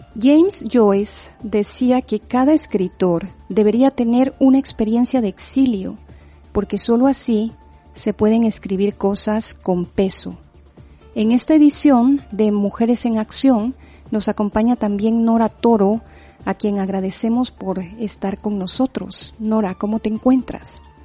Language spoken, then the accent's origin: Spanish; Quetzaltenango, Guatemala; now in Bilbao, Spain; sabes bien que es mi ciudad de origen y que Guatemala es mi tierra